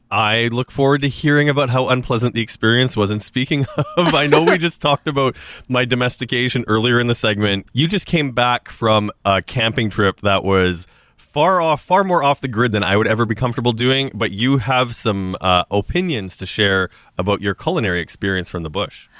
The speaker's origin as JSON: {"language": "English", "region": "Saskatchewan", "country": "Canada", "tie": "born or raised there", "moved": "yes", "lives_now": "Toronto, Canada", "said": "growing up in Saskatchewan"}